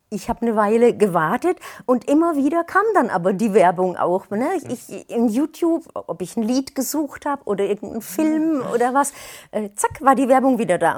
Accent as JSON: {"language": "German", "town": "Würzburg", "region": "Bavaria", "country": "Germany", "said": "Ich komme aus Würzburg"}